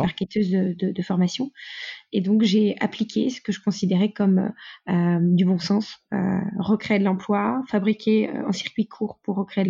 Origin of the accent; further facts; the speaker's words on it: Lille, Hauts-de-France, France; also born or lived in Mexico; Je suis lilloise, nordiste d'origine.